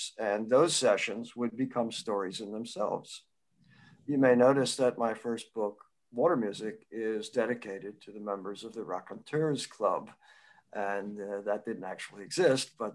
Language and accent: English; Peekskill, New York, United States; I grew up in Northern Westchester near Peekskill